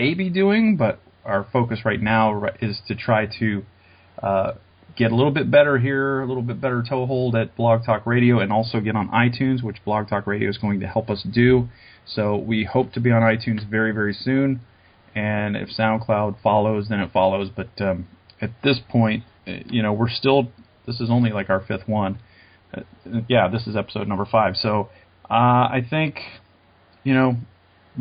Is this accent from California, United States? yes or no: no; Columbus, Ohio, United States; I'm actually from Columbus